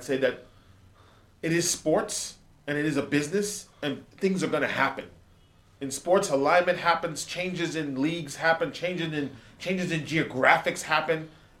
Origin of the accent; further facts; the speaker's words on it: United States; I'm from the States.